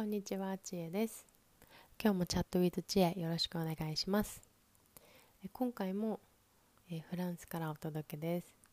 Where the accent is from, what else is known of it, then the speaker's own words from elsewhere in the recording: Japan; first language Japanese; moved away; 私は日本